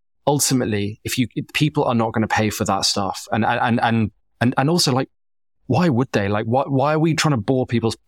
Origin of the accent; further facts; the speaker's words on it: England, United Kingdom; accent: Southern English; The knock on me is that my accent is very Southern and I'm running a local media company.